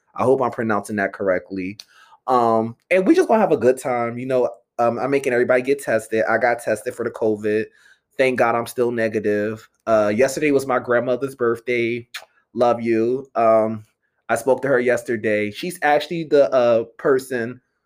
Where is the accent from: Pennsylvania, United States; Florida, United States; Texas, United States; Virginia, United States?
Pennsylvania, United States; Philadelphia; I'm from the Philly area. I went to Temple University, live in Philly for seven years.